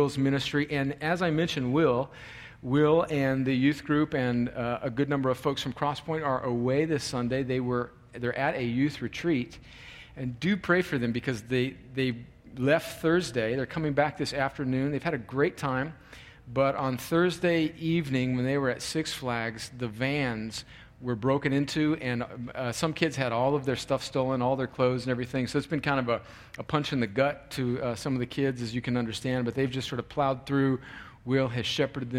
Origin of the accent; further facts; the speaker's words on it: California, United States; moved away; my home country of California